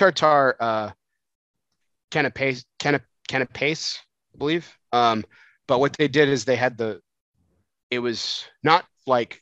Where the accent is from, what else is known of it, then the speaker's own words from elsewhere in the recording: El Paso, Texas, United States; growing up in El Paso